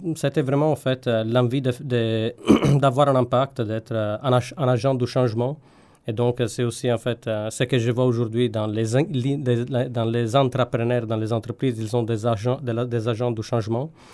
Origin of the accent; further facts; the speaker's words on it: Sardinia, Italy; French is a second language; moved away; also born or lived in Turin / Paris; je viens de Sardaigne